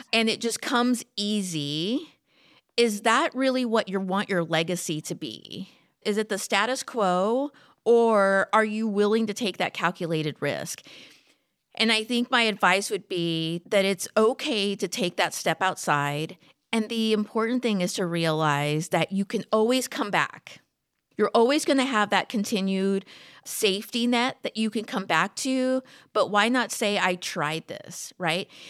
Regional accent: McAllen, Texas, United States; also born or lived in San Antonio; I grew up in South Texas. I'm originally from McAllen.

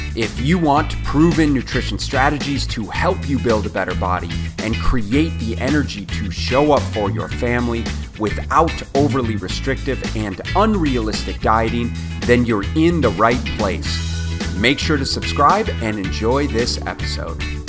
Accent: Minneapolis, Minnesota, United States; also born or lived in southern Canada; now in Phoenix, United States; I grew up in Minneapolis, Minnesota

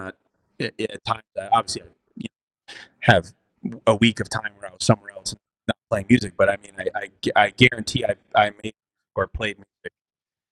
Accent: New Haven, Connecticut, United States; moved away; also born or lived in Los Angeles; I was born in New Haven, Connecticut. I moved around Connecticut a bunch as a youngster

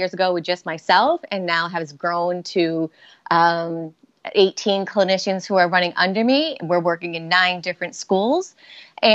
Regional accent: Rhode Island, United States; accent: Boston; now in Boston, United States; I'm from Rhode Island, but Boston and Rhode Island have very distinctive accents

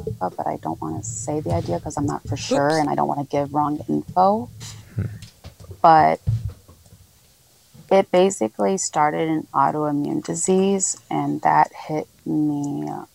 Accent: northwest suburb of Chicago, Illinois, United States; also born or lived in Trujillo, Peru; I was raised in Illinois, a northwest suburb off Chicago

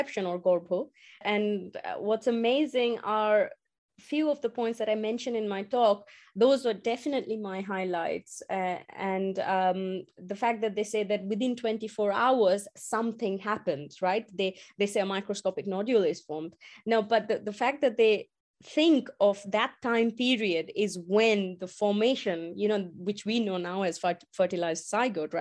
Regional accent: India; moved away; as I grew up in India

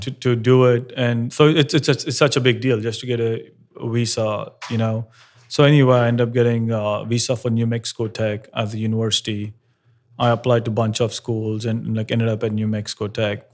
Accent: Hyderabad, Telangana, India; moved away; growing up in India and Hyderabad

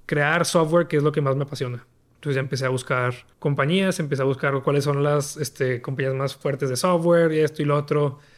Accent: Torreón, Coahuila, Mexico; moved away as an adult; also born or lived in El Paso, Texas; Yo soy de Torreón, Torreón Covila, México norte de México y pues yo crecí

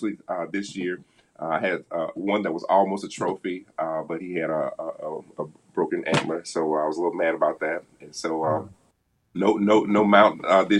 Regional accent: the South, United States; now in Indianapolis, United States; I'm from the South.

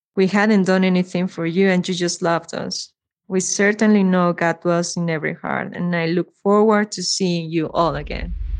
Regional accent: Mexico City, Mexico; I am from Mexico City

